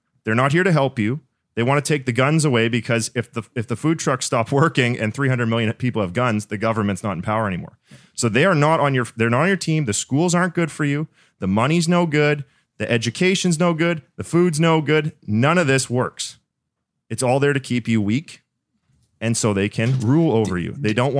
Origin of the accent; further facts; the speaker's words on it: Canada; But Canada, dude, I'm from Canada. We got just as many guns as you guys.